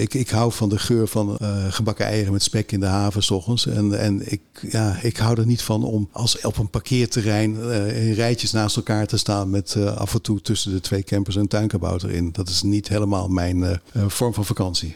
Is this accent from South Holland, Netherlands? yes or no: no; Vinkeveen, Utrecht, Netherlands; ik kom zelf uit Vinkenveen